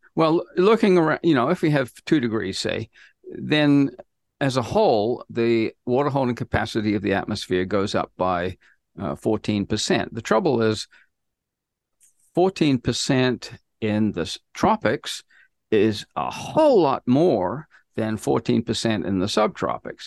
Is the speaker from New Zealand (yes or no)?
yes; New Zealand; moved away as an adult; also born or lived in United States; I grew up in New Zealand